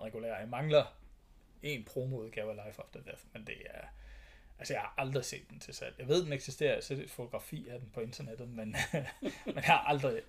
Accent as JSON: {"language": "Danish", "area": "Thy", "region": "North Denmark Region", "country": "Denmark", "tie": "born or raised there", "said": "jeg er opvokset i Thy"}